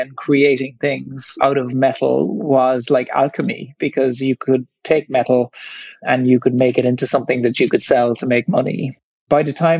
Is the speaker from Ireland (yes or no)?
yes; Ireland; accent: Irish; you might hear from my accent that I'm Irish. And so I grew up in the 1970s in Ireland